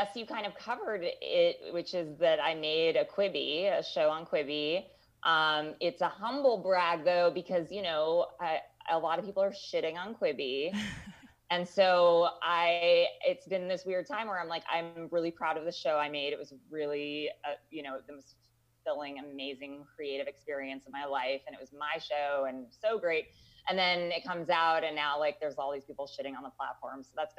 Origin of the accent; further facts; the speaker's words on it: Los Angeles, California, United States; I'm from the Valley originally, and I've always like rejected my roots of like being from the Valley.